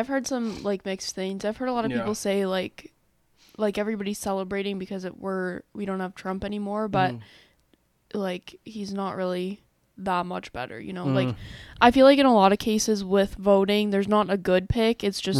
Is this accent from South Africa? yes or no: no; Canada; we are Canadian